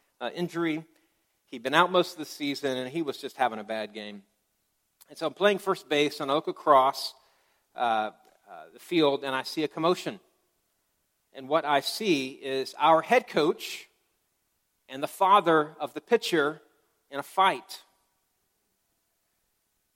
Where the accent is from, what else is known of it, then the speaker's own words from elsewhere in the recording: Tuscaloosa, Alabama, United States; I grew up in Tuscaloosa